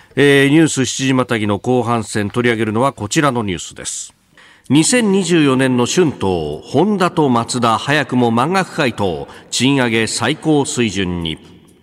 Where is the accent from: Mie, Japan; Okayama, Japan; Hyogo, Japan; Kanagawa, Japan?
Kanagawa, Japan; Yokosuka; also born or lived in Yokohama; 須賀生まれ横須賀育ち、大学は横浜で育ちました私